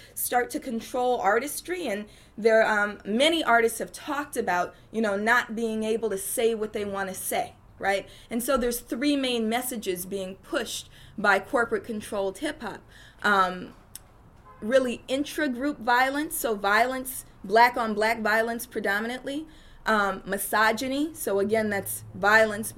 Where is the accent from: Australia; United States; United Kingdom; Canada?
United States; Oakland, California; I'm from Oakland, California, and I'm from East Oakland